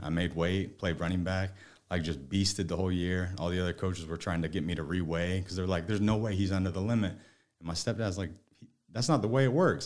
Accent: northeast Missouri, United States; now in Dallas, United States; I ended up growing up on, like, a three thousand acre farm in, like, northeast Missouri.

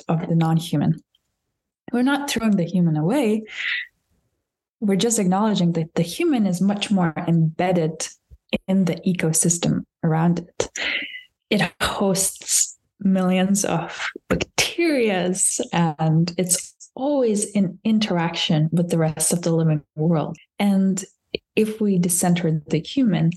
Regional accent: Lithuania; moved away as an adult; also born or lived in Scotland; now in Berlin, Germany; I come from Lithuania, so I come from the Baltic countries

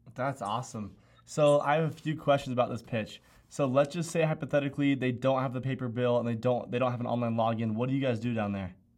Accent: Utah, United States; Being from Utah

